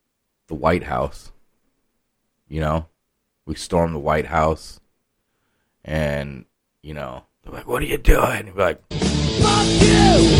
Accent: Iowa, United States; now in Arkansas, United States; I got pussified, though. I came from Iowa. Now I live in Arkansas, and now I'm pussified.

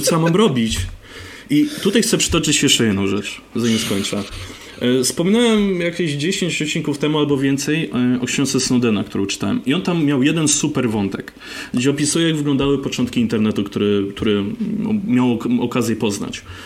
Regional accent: Poland; moved away; ja pochodzę z mniejszego miasta, takie nie wiem, 15 tysięcy ludzi

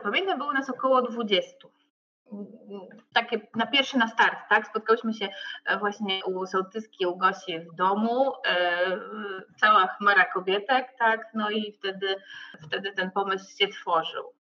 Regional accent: Obierwia, Masovian Voivodeship, Poland; pochodzę z małej miejscowości e, koło Ostrołęki

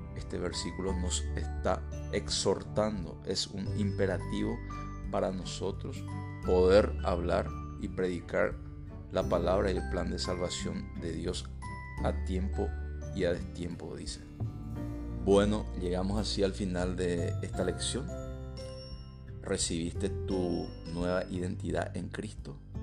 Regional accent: Paraguay; Yo, por ejemplo, soy paraguayo. Entonces mi identidad me permite, me permite tener la ciudadanía paraguaya

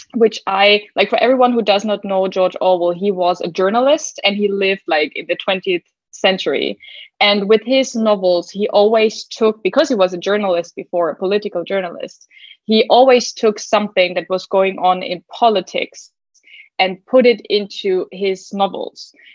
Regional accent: Germany; English is a second language; I'm from Germany

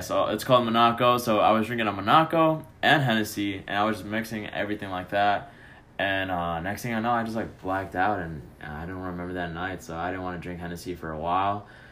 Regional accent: Chicago, Illinois, United States; now in Addison, United States; I'm from Chicago

